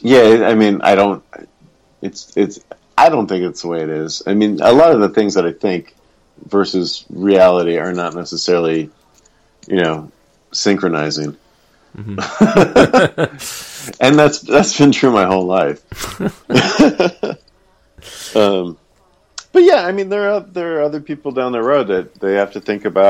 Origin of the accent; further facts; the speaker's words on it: Arkansas, United States; Arkansas is where I am from